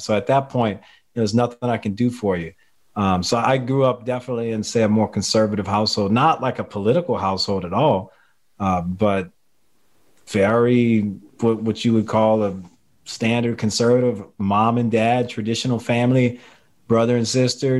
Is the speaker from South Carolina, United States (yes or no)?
no; Louisiana, United States; I'm from Louisiana. I live in the greater New Orleans area